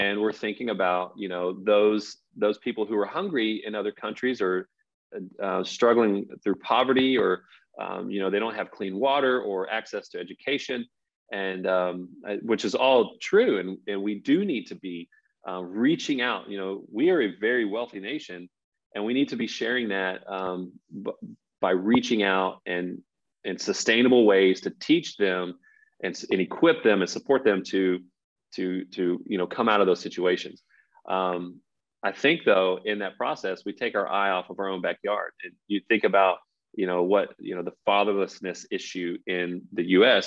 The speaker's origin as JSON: {"language": "English", "region": "Texas", "country": "United States", "tie": "born or raised there", "also_born_or_lived": "Los Angeles", "said": "we grew up in Texas"}